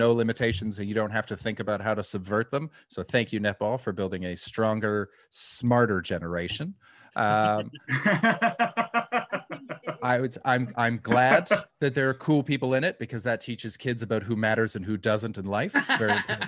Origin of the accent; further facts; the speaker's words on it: Canada; I grew up in Canada